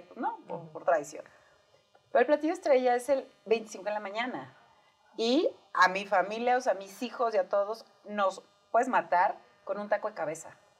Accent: Sonora, Mexico; now in Mexico City, Mexico; yo no había probado los romeritos hasta que llegué a México, soy de Sonora

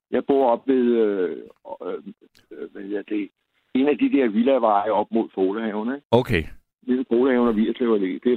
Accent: Copenhagen, Capital Region of Denmark, Denmark; also born or lived in Valby; Så flyttede jeg til øh, øh Hamtorv Sønder Boulevard. Der jeg, blev, øh, jeg er opvokset i Absalonsgade.

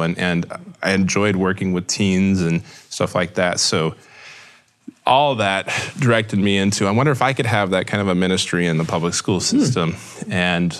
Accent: Houston, Texas, United States; And I grew up in Houston, Texas, just outside of Houston, Texas.

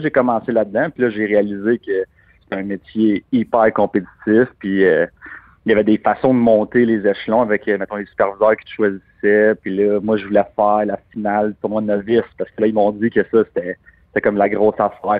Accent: Canada; on est Canadien.

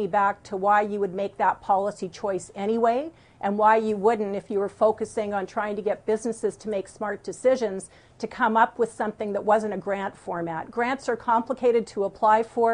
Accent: Alberta, Canada; when I was growing up in Alberta

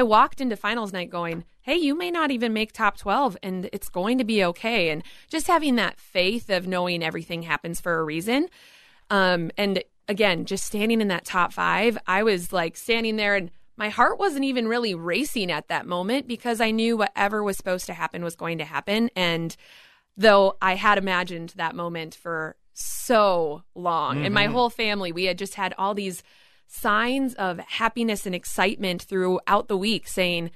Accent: Minnesota, United States; I want to represent my home state

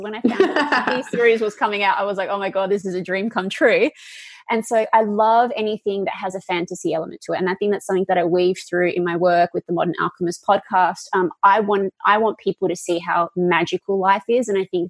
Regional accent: Perth, Western Australia, Australia; now in California, United States; I grew up in Perth, Western Australia.

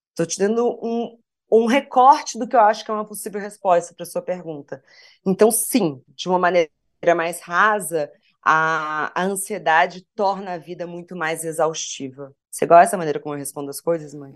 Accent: Porto Alegre, Rio Grande do Sul, Brazil; sou de Porto Alegre

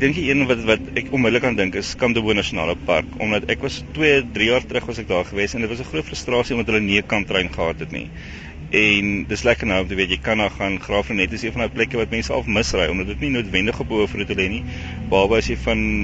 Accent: Stellenbosch, Western Cape, South Africa; also born or lived in Eastern Transvaal; ek's Kaapenaar, ek kom van Stellenbosch af

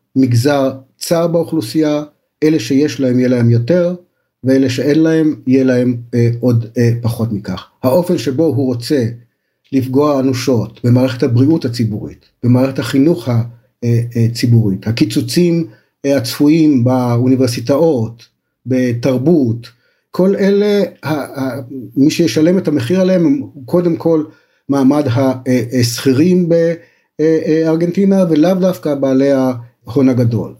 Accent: Israel

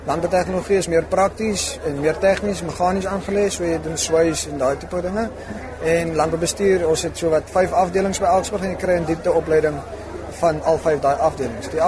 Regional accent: Cape Province, South Africa; En ek kom uit die Kaap uit so ek is uit en uit Aksburg toe vir landbou

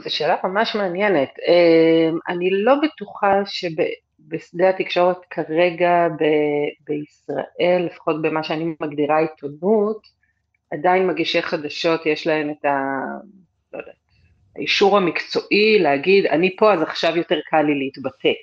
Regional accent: Israel; moved away

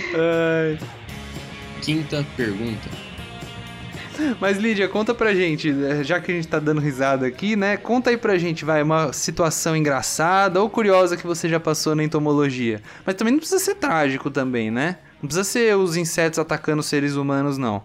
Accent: São Paulo, Brazil; now in Piracicaba, Brazil; eu sou daqui de São Paulo

